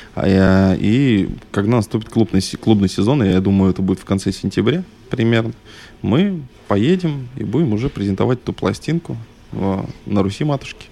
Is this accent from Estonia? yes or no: no; Northern Kazakhstan, Kazakhstan; now in Chistopol, Russia; я все-таки человек а, пришлый, приезжий. Я родился в Северном Казахстане.